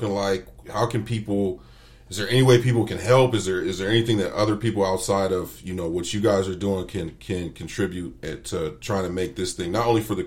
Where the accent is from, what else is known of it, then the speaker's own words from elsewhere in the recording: California, United States; moved away; we're both from Cali